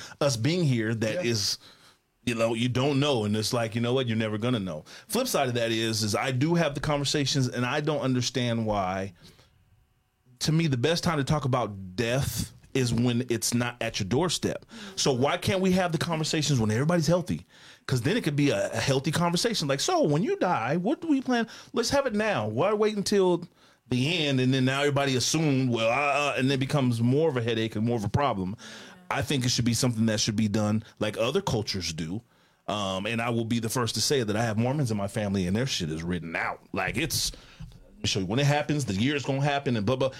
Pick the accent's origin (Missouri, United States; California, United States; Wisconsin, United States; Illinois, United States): California, United States; Oakland; I'm from Oakland, California.